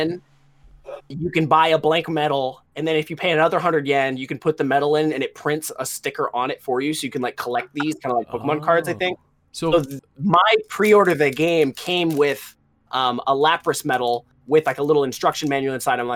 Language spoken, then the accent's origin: English; United States; me being an American